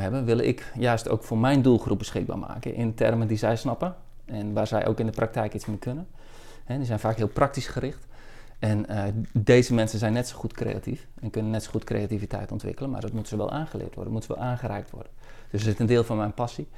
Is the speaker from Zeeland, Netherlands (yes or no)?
yes; Zeeland, Netherlands; Ik ben in Zeeland opgegroeid